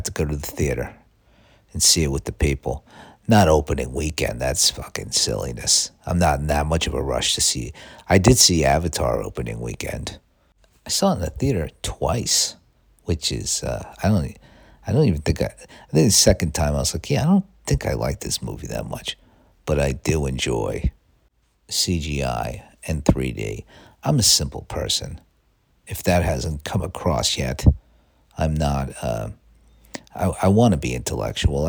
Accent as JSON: {"language": "English", "country": "United States", "said": "I'm an American"}